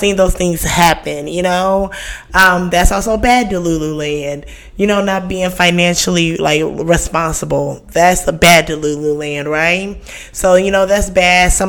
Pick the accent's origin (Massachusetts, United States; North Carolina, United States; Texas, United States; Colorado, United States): Texas, United States; Houston; This is my hometown, Houston